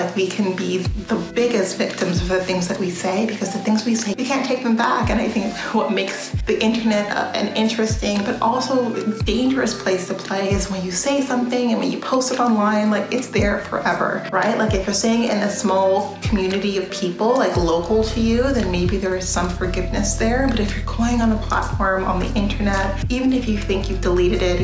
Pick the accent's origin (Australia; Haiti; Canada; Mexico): Canada; I grew up in Canada